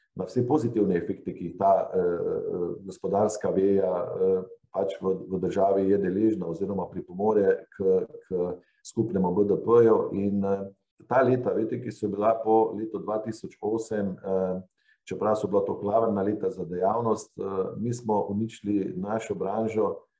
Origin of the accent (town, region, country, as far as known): Slovenia